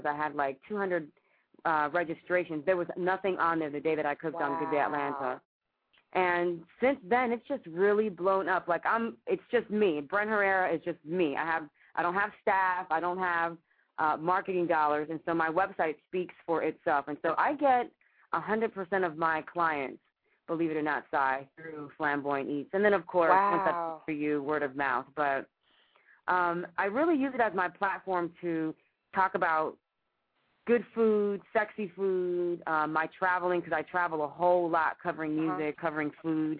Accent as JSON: {"language": "English", "country": "Cuba", "moved": "yes", "said": "I'm from Cuba, right next door to Haiti"}